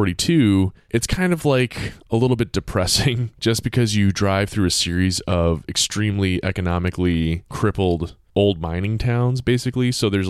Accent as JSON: {"language": "English", "town": "Bloomsburg", "region": "Pennsylvania", "country": "United States", "tie": "born there", "said": "I was born in Pennsylvania, believe it or not."}